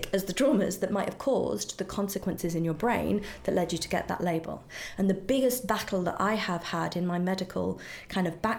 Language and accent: English; United Kingdom; now in United States; in Britain we have the NHS